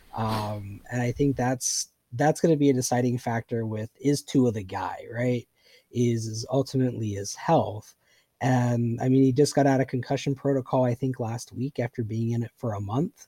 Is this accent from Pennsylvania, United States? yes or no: yes; Pennsylvania, United States; I grew up in Pennsylvania